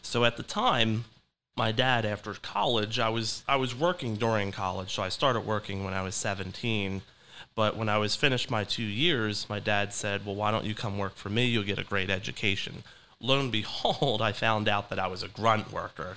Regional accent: Delran, New Jersey, United States; also born or lived in Philadelphia, Pennsylvania; I was raised in Del Ran, New Jersey, just right over the bridge from Philadelphia

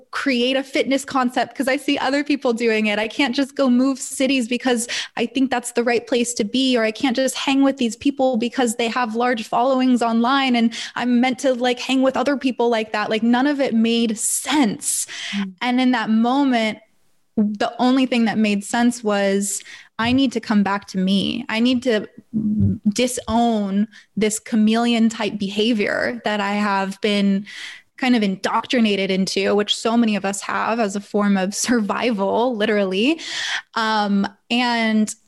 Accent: Northern LA County, California, United States; also born or lived in San Diego / Los Angeles; I'm from Northern LA County, so it's not like I moved across country

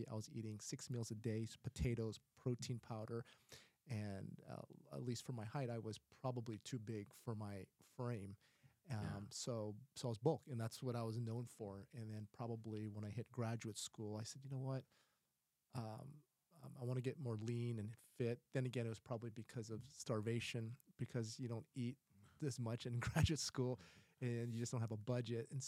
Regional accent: Philippines; you know, I'm I'm Filipino, and so we we enjoy the uh, white rice

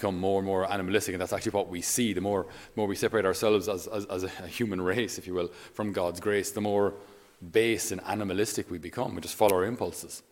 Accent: Ireland; I'm Irish

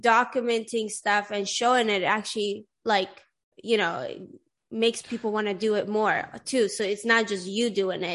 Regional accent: Sweden; English is a second language; moved away; everybody in Sweden knows how to speak English. Like I started learning English in like the fourth grade or something like

